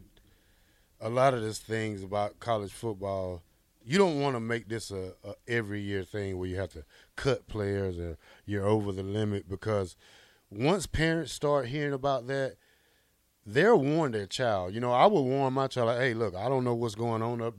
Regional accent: the area around Auburn, Alabama, United States; I grew up in the area down there, and I went to several Auburn Tigers ball games. It's like 45 minutes away from my hometown

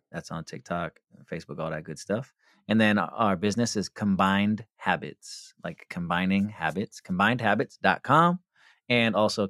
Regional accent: West Coast, United States; I'm from the West Coast

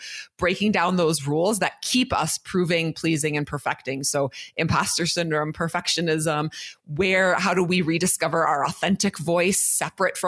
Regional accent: Minnesota, United States; I am from Minnesota

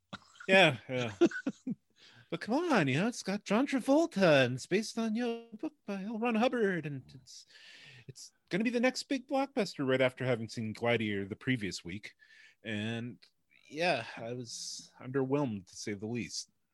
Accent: Canada; we're Canadian

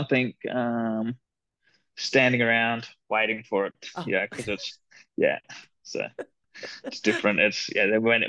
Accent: Adelaide, South Australia, Australia; I grew up in Golden Grove area in Adelaide.

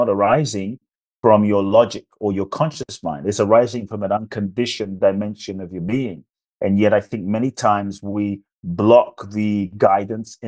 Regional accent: London, United Kingdom; born or raised there; also born or lived in Ghana; now in United States

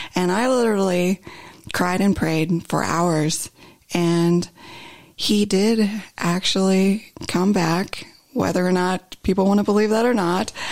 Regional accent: Ohio, United States; moved away as an adult; now in Southern California, United States; So I grew up in the Midwest, in Ohio actually, and lived there the majority of my life until 2016 when I had relocated to Southern California.

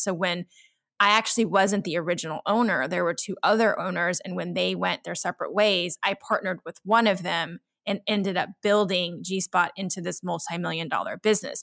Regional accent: Central Texas, United States; I had a hard time as a minority growing up in Central Texas in the 70s

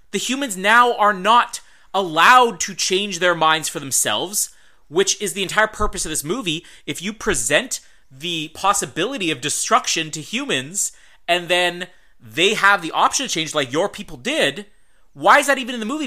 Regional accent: Winnipeg, Manitoba, Canada; we are both from Winnipeg

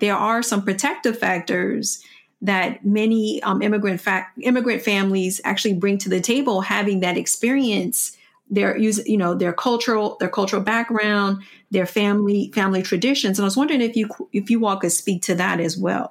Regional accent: Washington, District of Columbia, United States; growing up in Washington, D C

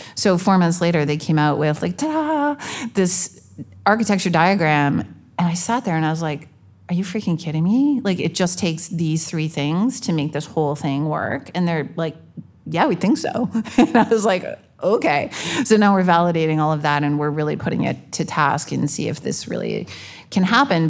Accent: Canada; I'm Canadian

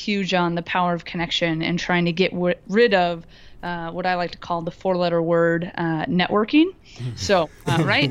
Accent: Florida, United States; now in Madison, United States; I live in Madison, Wisconsin now, but I am from Florida originally

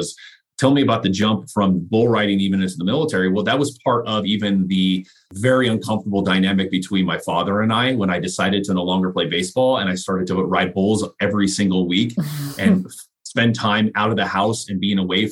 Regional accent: United States; being an American born

